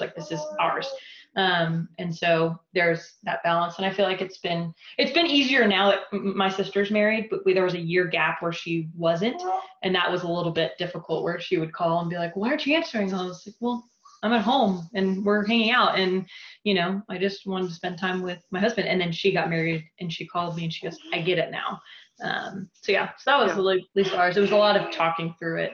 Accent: Dallas, Texas, United States; also born or lived in Chicago / California; my family, we moved down to Dallas um, when I was like six months old

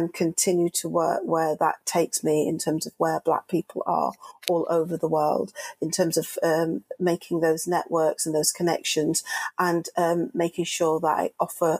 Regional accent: Manchester, North West England, United Kingdom; I'm a Mancunian from Manchester

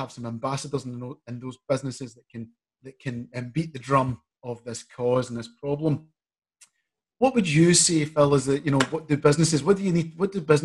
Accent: Glasgow, Scotland, United Kingdom; I grew up in Glasgow with the monuments and the remembrance of slavery

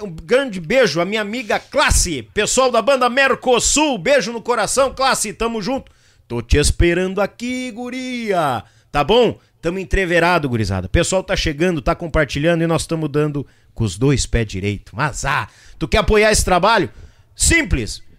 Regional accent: São Leopoldo, Rio Grande do Sul, Brazil; na cidade de São Leopoldo, minha terrinha onde eu nasci, fui parido lá no Hospital Centenário.

